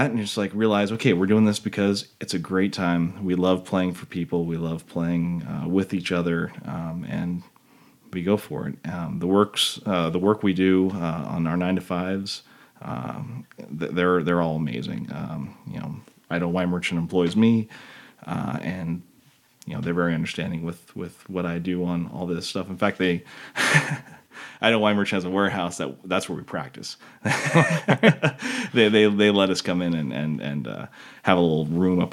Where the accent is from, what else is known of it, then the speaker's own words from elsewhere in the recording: McCall, Idaho, United States; We grew up together in McCall